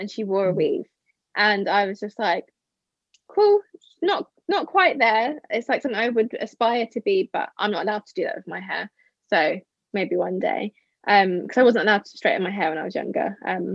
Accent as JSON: {"language": "English", "country": "United Kingdom", "also_born_or_lived": "Porto, Portugal", "said": "I hated being the Brit"}